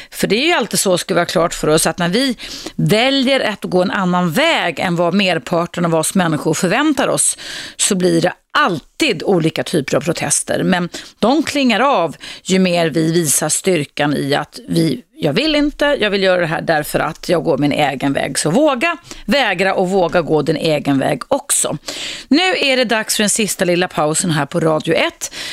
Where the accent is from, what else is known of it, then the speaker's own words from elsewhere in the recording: Morocco; Swedish is a second language; now in Sweden; Ja, jag är född i Marocko.